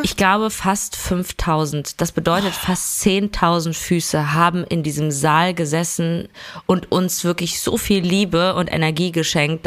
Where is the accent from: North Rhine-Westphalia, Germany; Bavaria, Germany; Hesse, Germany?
North Rhine-Westphalia, Germany; Duisburg; ich komme ja gebürtig aus Duisburg, also NRW